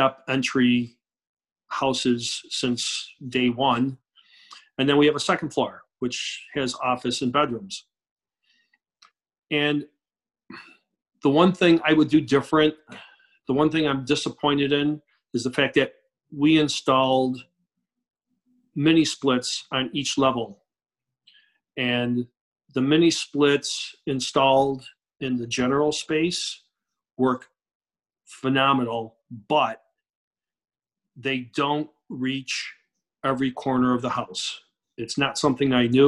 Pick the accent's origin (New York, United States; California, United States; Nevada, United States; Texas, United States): New York, United States; Rochester; I grew up in Rochester, New York